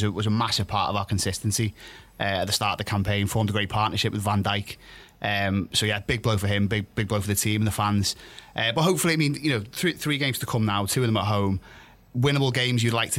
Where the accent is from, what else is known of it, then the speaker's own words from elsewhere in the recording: Liverpool, North West England, United Kingdom; I hail from Wavertree.